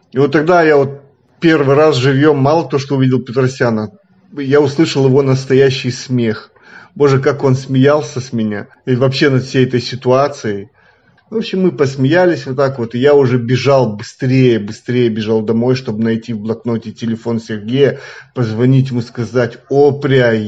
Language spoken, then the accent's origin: Russian; Moldova; я из Молдавии.